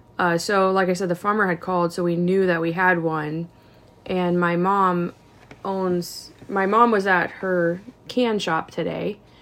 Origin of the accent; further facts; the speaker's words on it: Iowa, United States; also born or lived in Michigan; I grew up in Iowa. I've got my place here in Iowa.